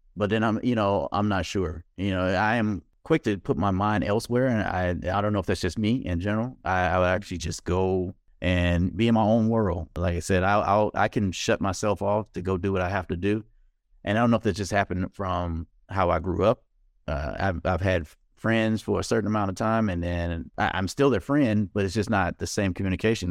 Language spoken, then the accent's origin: English; Mississippi, United States; I'm from Mississippi